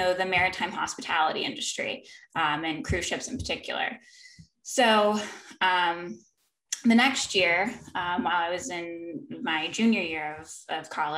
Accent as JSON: {"language": "English", "town": "San Diego", "region": "California", "country": "United States", "tie": "born or raised there", "moved": "as an adult", "lives_now": "North Carolina, United States", "said": "we ended up going to San Diego, which is my hometown"}